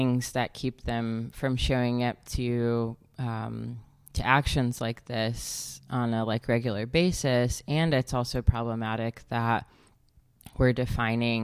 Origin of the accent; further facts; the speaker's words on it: Alabama, United States; moved away as an adult; also born or lived in Georgia, United States; now in St. Louis, United States; I'm actually most recently from Alabama, and grew up between there and Georgia